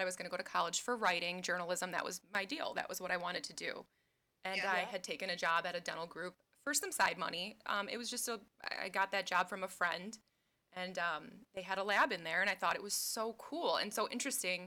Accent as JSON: {"language": "English", "region": "southeastern Wisconsin", "country": "United States", "tie": "born or raised there", "said": "I was born and raised in southeastern Wisconsin, like right between Chicago and Milwaukee"}